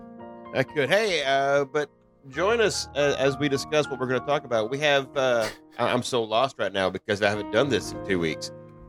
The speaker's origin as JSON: {"language": "English", "region": "the South", "country": "United States", "said": "I'm from the South."}